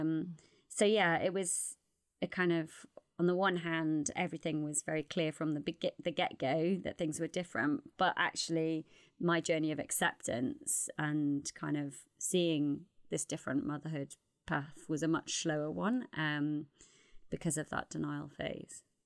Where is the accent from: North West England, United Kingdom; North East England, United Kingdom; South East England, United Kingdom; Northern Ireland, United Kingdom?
North East England, United Kingdom; Newcastle upon Tyne; accent: Geordie; also born or lived in North London; now in London, United Kingdom; I'm from Newcastle originally